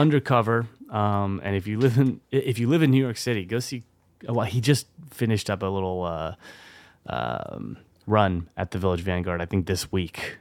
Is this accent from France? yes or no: yes; France; moved away; when I was growing up in France.